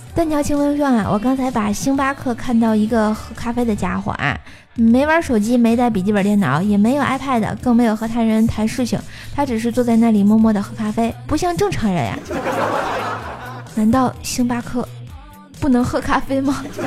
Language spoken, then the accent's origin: Chinese; Tianjin, China; 我天津人儿。吃煎饼果子长大的